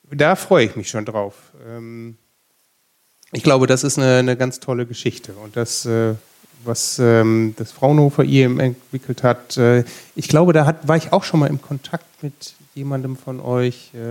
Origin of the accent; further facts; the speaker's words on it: North Rhine-Westphalia, Germany; Also ich komme ja selber auch aus Ostwestfalen und das ist bei mir quasi vor der Haustür.